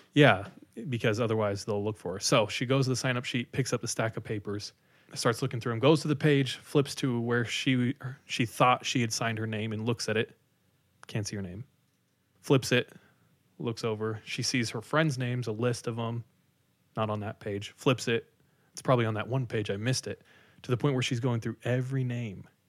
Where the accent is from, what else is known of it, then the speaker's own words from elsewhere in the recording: Visalia, California, United States; I grew up in Visalia, which is forty-five minutes from Fresno